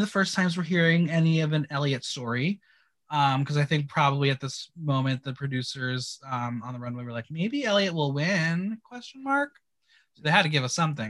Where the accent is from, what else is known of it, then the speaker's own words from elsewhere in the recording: Bergen County, New Jersey, United States; Bergen County kid